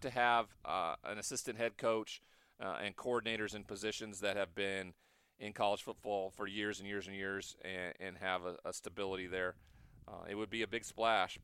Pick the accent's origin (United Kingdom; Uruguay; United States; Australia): United States; West Coast; I'm also from the West Coast.